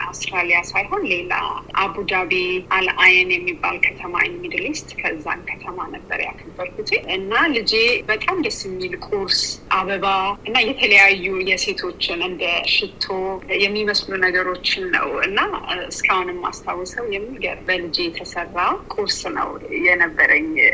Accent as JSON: {"language": "Amharic", "country": "Ethiopia", "moved": "yes", "lives_now": "Sydney, Australia"}